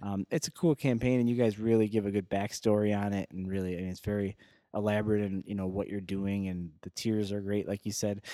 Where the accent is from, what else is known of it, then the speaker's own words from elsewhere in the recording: Joliet, Illinois, United States; born and raised in Joliet, and I've been there since I, you know, forever